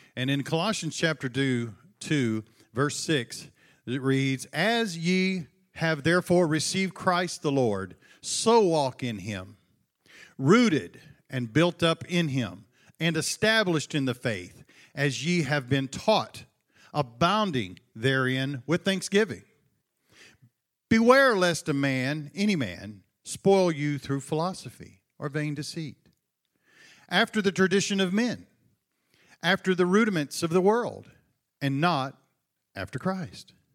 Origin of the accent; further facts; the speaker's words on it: Buna, Texas, United States; my hometown, uh, the beautiful metropolis of Buna, Texas